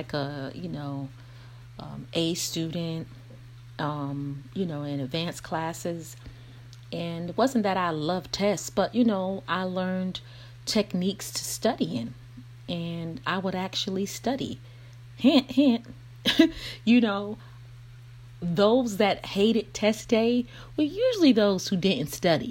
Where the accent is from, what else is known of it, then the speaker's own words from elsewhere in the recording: Brooklyn, New York, United States; I'm from Brooklyn